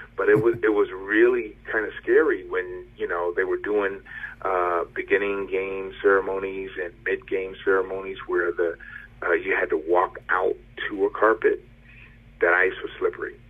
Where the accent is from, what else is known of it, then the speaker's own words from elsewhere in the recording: Hartford, Connecticut, United States; I grew up in Hartford